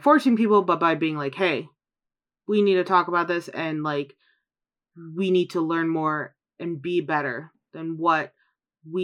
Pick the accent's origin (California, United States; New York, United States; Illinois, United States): Illinois, United States; Chicago; moved away; Growing up in Chicago, I learned much about Italian culture.